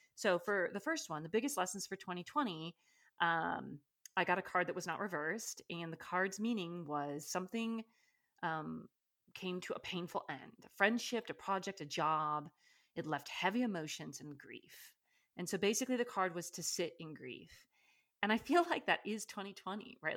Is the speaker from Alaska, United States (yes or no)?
yes; Alaska, United States; moved away; I grew up in Alaska